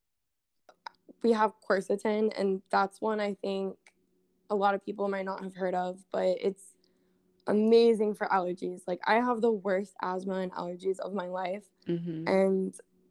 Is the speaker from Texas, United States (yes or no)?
yes; Texas, United States; also born or lived in Hawaii; now in New York, United States; I was born in Texas